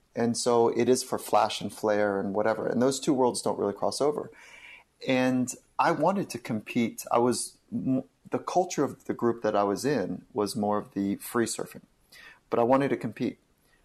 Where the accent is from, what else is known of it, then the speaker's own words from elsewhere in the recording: Southern California, United States; I grew up in Southern California